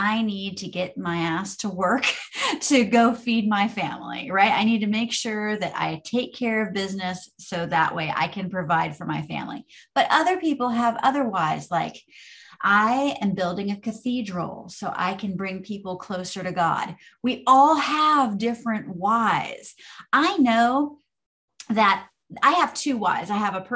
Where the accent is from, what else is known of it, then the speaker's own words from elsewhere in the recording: Orange Park, Florida, United States; I grew up in Orange Park, Florida. So fellow Floridians